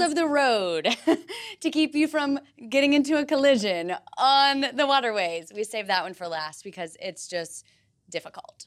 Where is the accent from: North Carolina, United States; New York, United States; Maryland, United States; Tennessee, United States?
Tennessee, United States; moved away as an adult; now in Florida, United States; I grew up in Tennessee